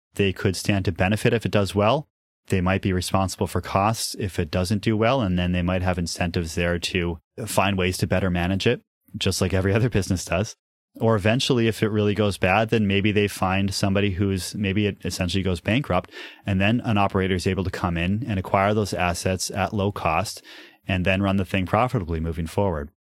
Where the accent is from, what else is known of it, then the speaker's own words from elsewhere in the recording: New Hampshire, United States; I grew up in New Hampshire